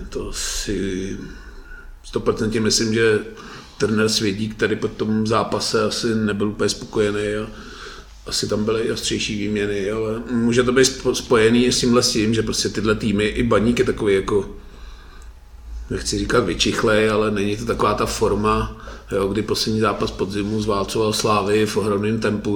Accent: Litvínov, Ústí nad Labem Region, Czechia; Já jsem teda z Litvínů

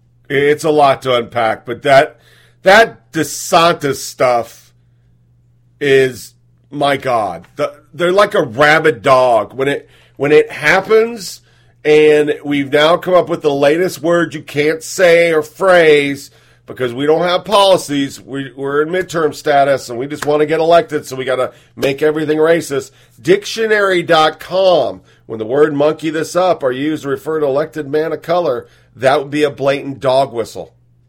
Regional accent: Chicago, Illinois, United States; But look, I come from Chicago.

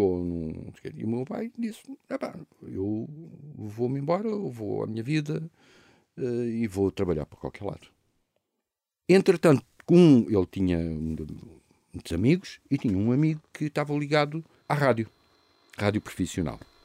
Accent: Lisbon, Portugal; em Lisboa, no, em Campolide, que era do meu avô, onde eu cresci

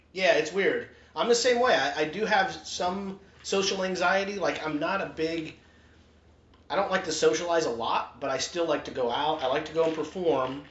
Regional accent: Utah, United States; I grew up in Utah.

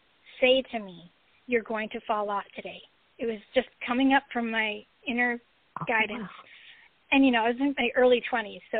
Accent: Long Island, New York, United States; I grew up on Long Island in New York

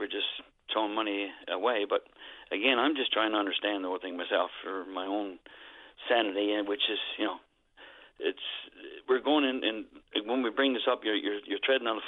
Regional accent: Newfoundland and Labrador, Canada; as a not only a Newfoundlander, but as a Canadian

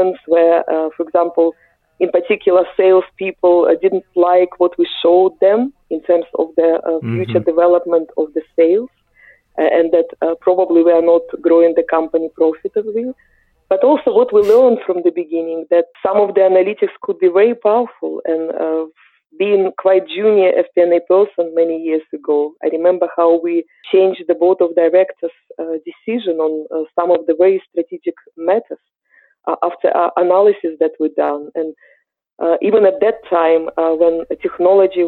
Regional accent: Ukraine; English is a second language; moved away as an adult; As you can hear from my accent, I'm originally from Eastern Europe. I'm Ukrainian.

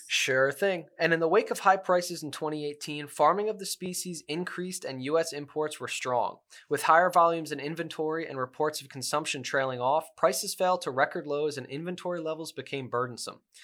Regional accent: Hudson Valley, New York, United States; I'm from the Hudson Valley of New York

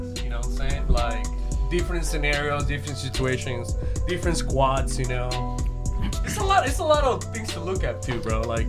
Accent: Mexico; I'm from Mexico.

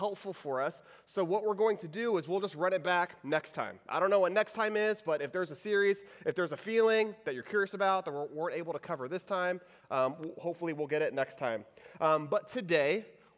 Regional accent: Houston, Texas, United States; So I grew up in Texas. I grew up in the Houston area.

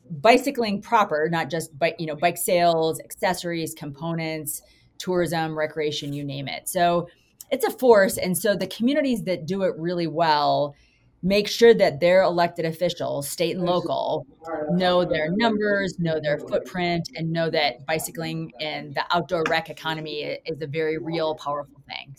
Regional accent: Mitchell, South Dakota, United States; I grew up in Mitchell, South Dakota.

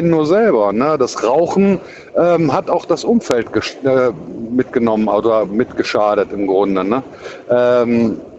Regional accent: Cologne, North Rhine-Westphalia, Germany; Ich meine, ich bin aus Köln und in Köln ist Karneval, also was ganz Riesiges.

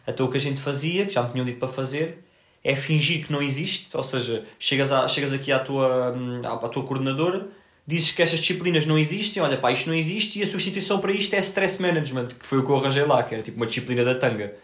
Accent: Portugal; Eu disse que era de Portugal

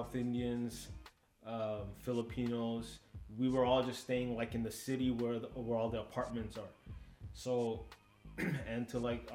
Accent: Kuwait City, Kuwait; now in Toronto, Canada; I was born in Kuwait.

